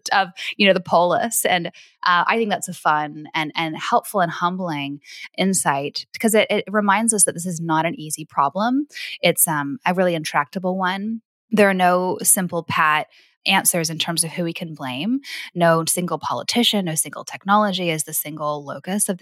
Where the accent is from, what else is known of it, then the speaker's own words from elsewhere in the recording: Vancouver, British Columbia, Canada; also born or lived in Los Angeles, United States; I was born in Los Angeles, raised in Vancouver, Canada in the early 2000s.